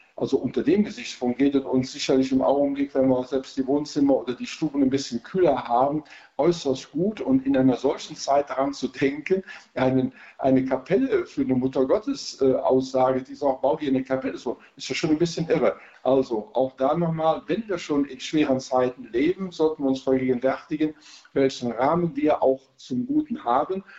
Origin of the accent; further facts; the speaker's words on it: Rhineland, Germany; Als Rheinländer